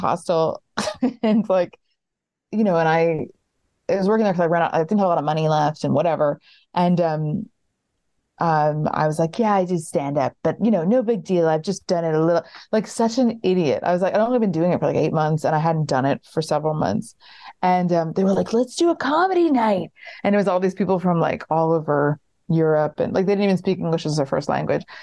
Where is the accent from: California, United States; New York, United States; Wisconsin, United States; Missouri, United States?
New York, United States; White Plains; moved away; I grew up in White Plains and I always knew that I didn't want to be in New York.